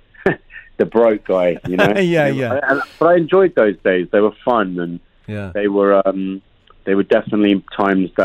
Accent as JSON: {"language": "English", "region": "London", "country": "United Kingdom", "tie": "born or raised there", "also_born_or_lived": "New York", "moved": "as an adult", "said": "I was born in London, West London boy"}